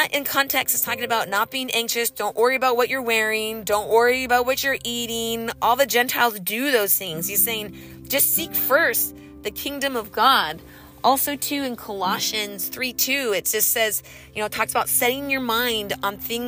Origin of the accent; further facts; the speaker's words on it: California, United States; moved away; I grew up riding dirt bikes in the desert growing up in California